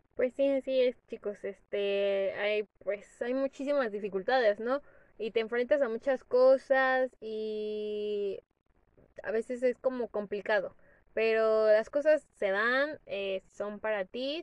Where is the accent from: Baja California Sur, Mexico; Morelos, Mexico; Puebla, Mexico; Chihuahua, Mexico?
Morelos, Mexico; yo soy del estado de Morelos